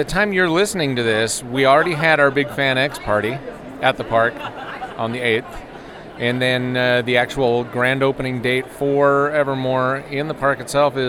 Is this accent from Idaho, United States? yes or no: no; California, United States; moved away as an adult; also born or lived in Florida; I grew up in California, but started my actual Disney career in Florida.